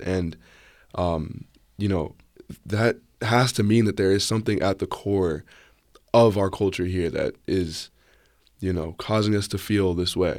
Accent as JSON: {"language": "English", "town": "Bethesda", "region": "Maryland", "country": "United States", "said": "I'm a junior from Bethesda, Maryland, or the D C area"}